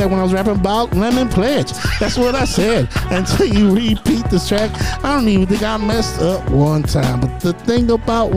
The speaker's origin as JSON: {"language": "English", "town": "Cleveland", "region": "Ohio", "country": "United States", "said": "we from C-Town 216. I'm the kid from West 25th"}